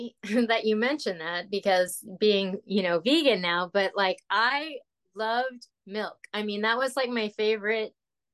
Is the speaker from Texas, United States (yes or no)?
yes; Texas, United States; also born or lived in Los Angeles / Oklahoma; So, but I was born in Los Angeles, and I lived in Oklahoma. I mostly went to school. We moved to Texas once I got to like junior high school. So I went to junior high school, high school, and college in Texas.